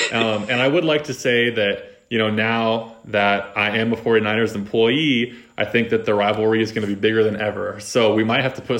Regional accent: Bay Area, California, United States; I'm from the Bay Area.

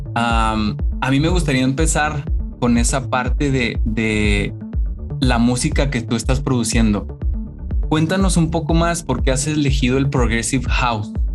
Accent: Mexico; now in United States; soy mexicano, pero estoy en Estados Unidos

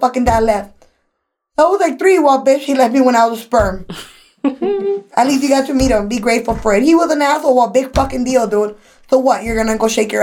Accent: Los Angeles, California, United States; also born or lived in Orange County, California; I'm leaving my hometown, LA, to come into a whole new county.

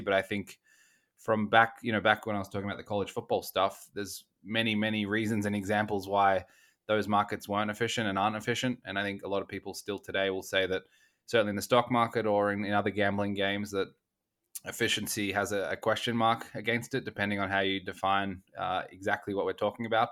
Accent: Australia; I grew up in Australia

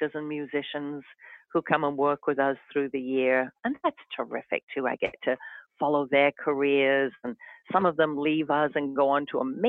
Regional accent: the north of England, United Kingdom; moved away as an adult; now in Essex, Connecticut, United States; My hometown, which is in the north of England

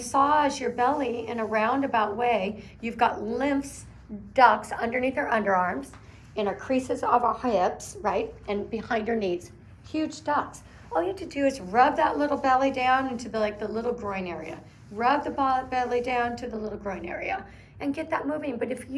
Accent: Oregon, United States; I'm from Oregon

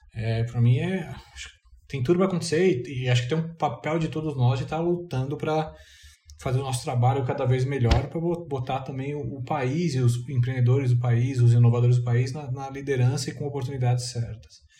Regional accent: Brazil; eu sou brasileiro

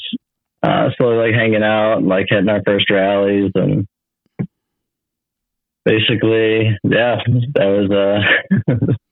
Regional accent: Milwaukee, Wisconsin, United States; I'm from Milwaukee, Wisconsin

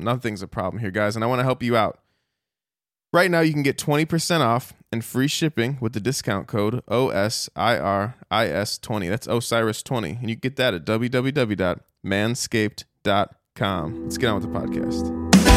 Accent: United States; I'm an American. I grew up here, but, you know, my Irish, uh, my, my family, my dad, you know, embraces that Irish heritage

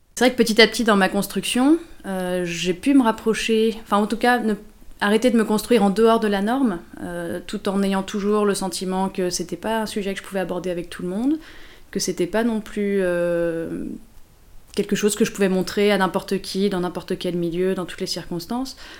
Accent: Lyon, Auvergne-Rhône-Alpes, France; moved away as an adult; also born or lived in Paris; J'ai grandi à Lyon et je suis partie à Paris pour faire mes études

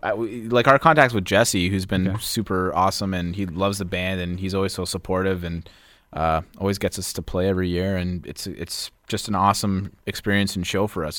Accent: Vaughan, Ontario, Canada; we're from Vaughan Woodbridge area. We grew up around there

